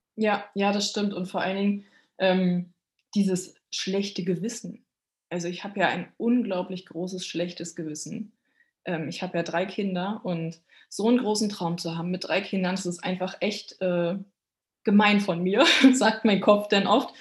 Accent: Berlin, Germany; moved away; Ich bin ja äh, Berliner Stadtgöre

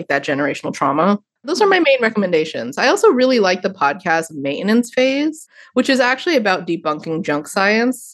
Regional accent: United States; growing up in the United States

